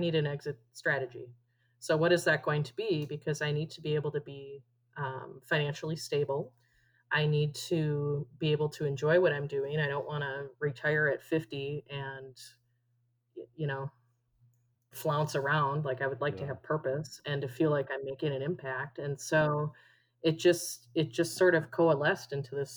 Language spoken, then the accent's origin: English; Minnesota, United States; moved away as an adult; now in Arizona, United States; So I am originally from Minnesota. I moved to Arizona with my husband